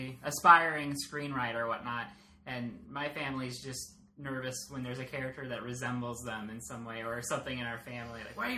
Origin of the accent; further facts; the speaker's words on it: Arizona, United States; I'm from Arizona.